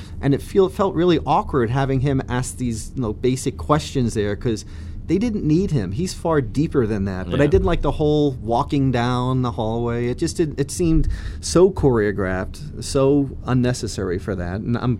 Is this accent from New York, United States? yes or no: yes; New York area, United States; I grew up a huge tennis fan, and I'm from New York area